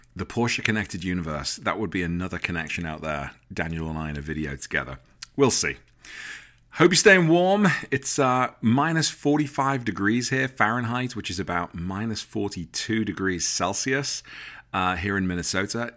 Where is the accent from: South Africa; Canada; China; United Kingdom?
United Kingdom; accent: English; now in United States; living in America as a Brit